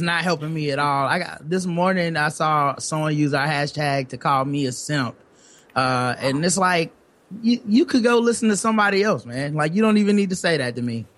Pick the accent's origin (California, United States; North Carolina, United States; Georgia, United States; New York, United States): North Carolina, United States; Charlotte; we're from Charlotte, North Carolina, yep. so uh, down south